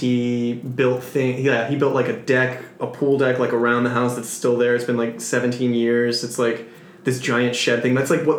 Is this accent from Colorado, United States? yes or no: no; outside Jacksonville, Florida, United States; I'm from Florida, geographically.